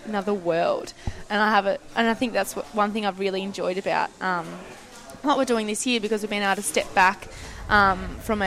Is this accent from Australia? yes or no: yes; Tasmania, Australia; we come from Tassie